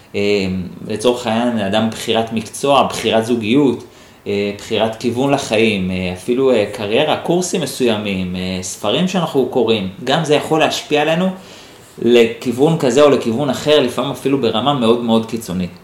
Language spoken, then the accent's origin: Hebrew; Holon, Tel Aviv District, Israel; גדלתי בשכונת ג'סי כהן בחולון